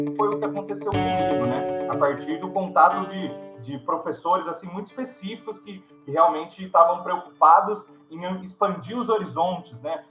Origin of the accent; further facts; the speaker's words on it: Campinas, São Paulo, Brazil; eu sou de Campinas mesmo